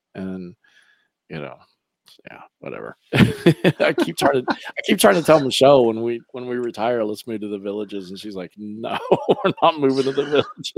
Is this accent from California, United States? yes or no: no; Lake County, Florida, United States; I grew up in Lake County